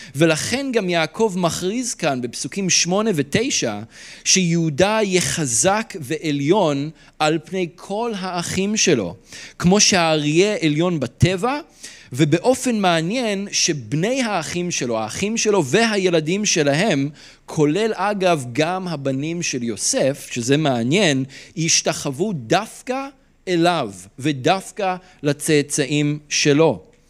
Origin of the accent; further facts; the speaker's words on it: Israel; אנחנו כ- כישראלים